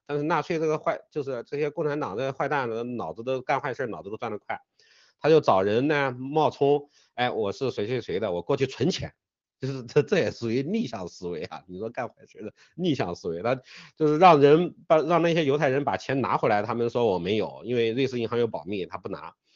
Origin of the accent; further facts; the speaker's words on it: China; 我们中国人